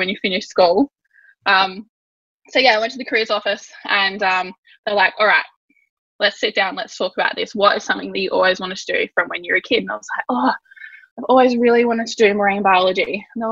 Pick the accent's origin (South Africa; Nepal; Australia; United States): Australia; Yorke Peninsula, South Australia; I grew up on the York Peninsula in a little coastal town. It's a fishing town.